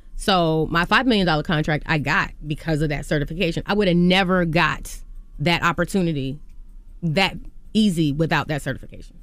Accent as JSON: {"language": "English", "region": "Virginia", "country": "United States", "said": "I'm from Virginia"}